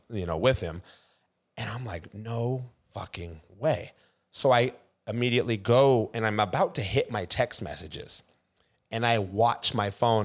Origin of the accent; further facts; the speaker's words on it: Seattle, Washington, United States; born and raised in Seattle